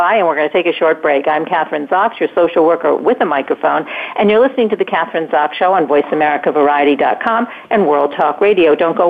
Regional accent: Maine, United States; now in Albany, United States; I've lived in Albany for almost 40 years. So I'm a person from Maine who was transformed to Albany.

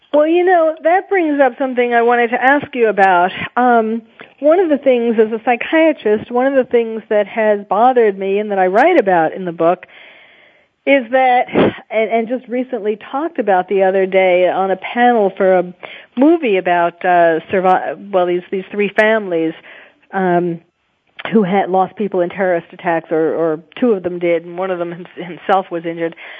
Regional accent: New York City, New York, United States; I was born and raised in New York, so I feel that it's still my city too.

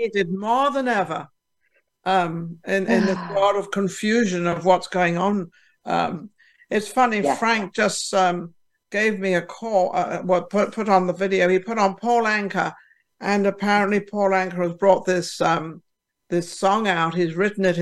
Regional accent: England, United Kingdom; now in Las Vegas, United States; I'm from England

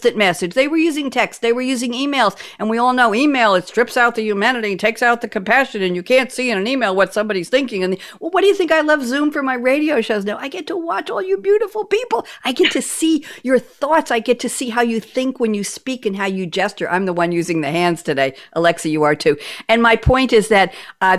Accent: New York, United States; moved away as an adult; also born or lived in Eugene, Oregon; now in North Carolina, United States; I'm a New Yorker, born and bred

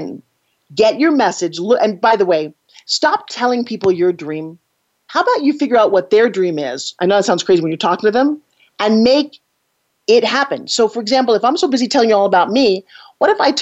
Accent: United States; as an American, as somebody in this country

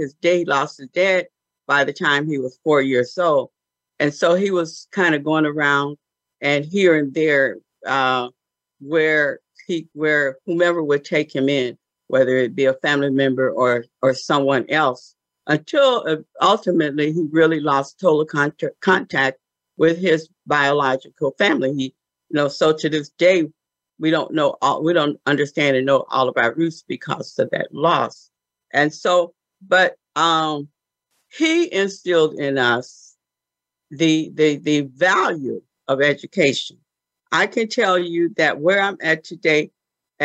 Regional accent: Benton Harbor, Michigan, United States; I was born in Benton Harbor, Michigan, just a little, town in the state of Michigan

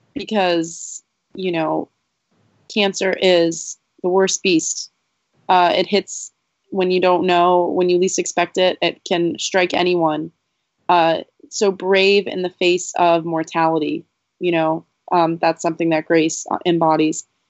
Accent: Bethlehem, Pennsylvania, United States; making a movie on Main Street in my hometown

